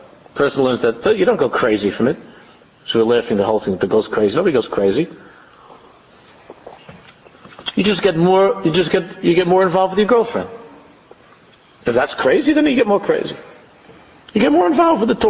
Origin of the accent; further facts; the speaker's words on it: United States; people like us, growing up in America